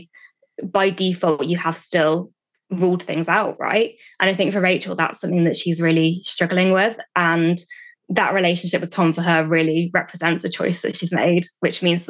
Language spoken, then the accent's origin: English; United Kingdom